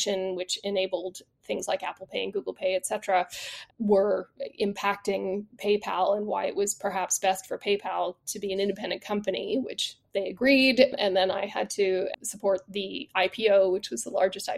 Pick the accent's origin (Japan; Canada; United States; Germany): Canada; moved away as an adult; also born or lived in Quebec; now in United Kingdom; I'm not British by birth, though I've lived here now for 22 years. I am Canadian by origin